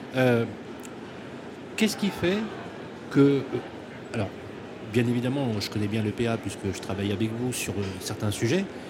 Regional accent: Lyon, Auvergne-Rhône-Alpes, France; je suis né au Minguette à Lyon

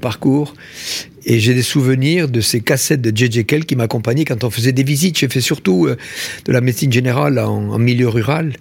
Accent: Tarn, Occitania, France; je suis né dans le Tarn. Euh, mhm. Tarn, il y a deux villes pour situer, Albi et Castres. Donc, je suis né dans un village, tout petit village de, 800 habitants.

